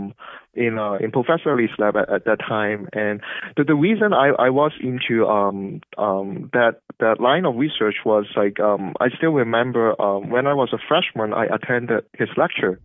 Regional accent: Hong Kong; moved away as an adult; also born or lived in Los Angeles, United States / Cambridge, Massachusetts, United States; now in United States; I grew up in Hong Kong

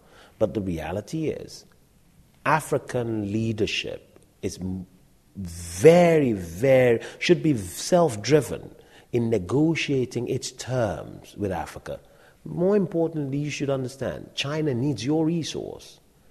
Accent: United Kingdom; It's the British. You know, we're British ourselves

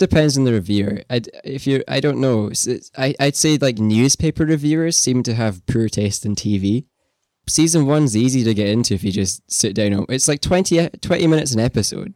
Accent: Scotland, United Kingdom; You and I both being, uh, Scottish, me more than you

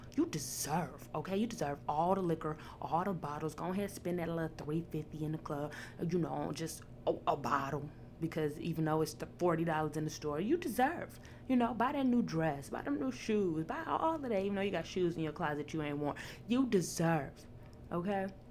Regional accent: Chicago, Illinois, United States; I'm from the South Side

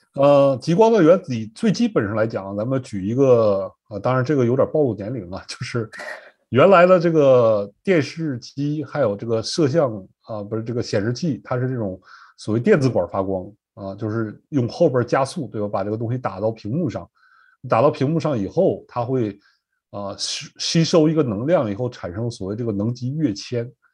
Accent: Northeast China, China; moved away as an adult; now in Norfolk, United States; 我是东北长大吧，因为冬天没有什么青菜，都习惯了，吃这个白菜、萝卜

